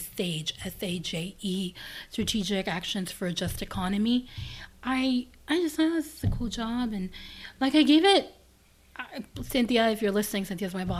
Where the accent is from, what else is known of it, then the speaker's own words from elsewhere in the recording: Los Angeles, California, United States; moved away; I was raised in South Central